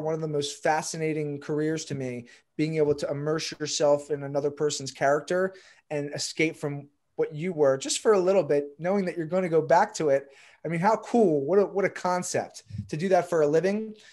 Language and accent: English; Pikesville, Maryland, United States; So, from Baltimore, Maryland, grew up in, like, the Jewish suburbs here in Pikesville.